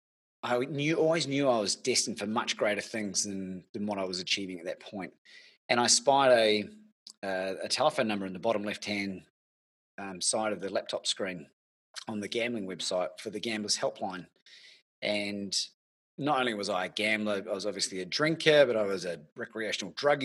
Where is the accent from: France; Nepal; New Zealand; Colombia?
New Zealand; moved away as an adult; now in Melbourne, Australia; originally from New Zealand, celebrating my 20th year in this beautiful country.